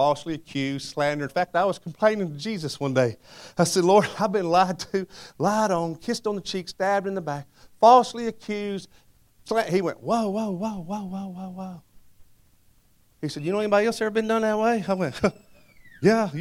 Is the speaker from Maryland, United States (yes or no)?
no; Madisonville, Kentucky, United States; Madisonville, Kentucky